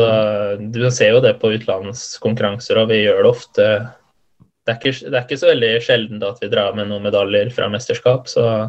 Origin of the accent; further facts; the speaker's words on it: Halden, Østfold, Norway; jeg er fra Halden